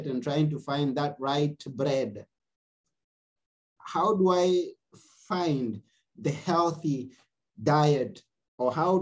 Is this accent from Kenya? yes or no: yes; Kenya; now I come from Kenya